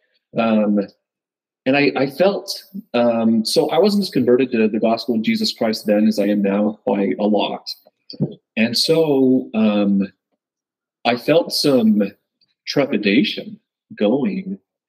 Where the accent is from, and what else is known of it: Pleasant Grove, Utah, United States; born or raised there; also born or lived in Lehi, Utah